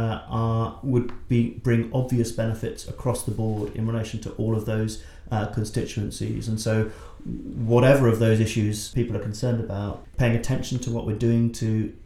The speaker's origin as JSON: {"language": "English", "region": "England", "country": "United Kingdom", "said": "arrive as a English man in Brisbane"}